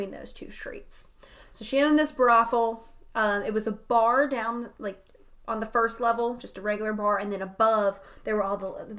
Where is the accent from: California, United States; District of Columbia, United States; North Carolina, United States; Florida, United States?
North Carolina, United States; Wilmington; I am originally from the Wilmington area, which is a huge, like, back in the day, it was a huge port city. It still is a port city.